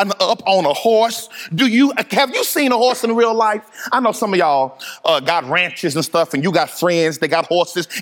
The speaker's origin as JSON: {"language": "English", "town": "Dallas", "region": "Texas", "country": "United States", "tie": "born or raised there", "said": "I grew up in Dallas, Texas, and I went to a rowdy high school"}